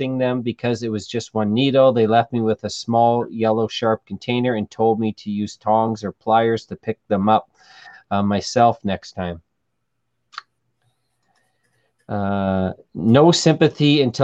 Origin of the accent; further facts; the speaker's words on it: Thunder Bay, Ontario, Canada; now in Timmins, Canada; I'm originally from Thunder Bay